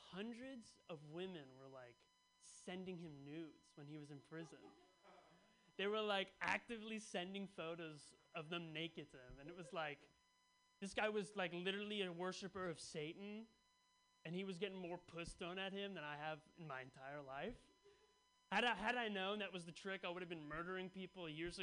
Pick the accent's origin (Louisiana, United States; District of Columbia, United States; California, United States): California, United States; Bay Area; I grew up in the Bay Area